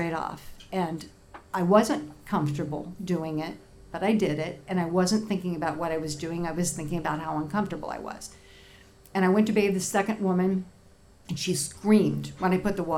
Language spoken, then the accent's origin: English; Indianapolis, Indiana, United States; I'm from Indianapolis